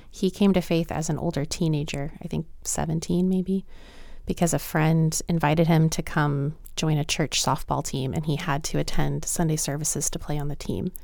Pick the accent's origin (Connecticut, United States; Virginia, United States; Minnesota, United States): Virginia, United States; Lynchburg; born or raised there; moved away as an adult